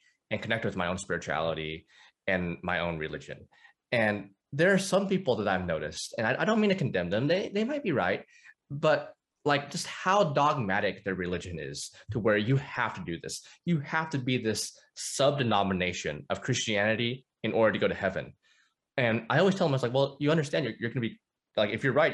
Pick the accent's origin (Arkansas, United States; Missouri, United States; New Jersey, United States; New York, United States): Arkansas, United States; North; So I grew up in the Bible Belt. I'm in Arkansas. North Arkansas, actually.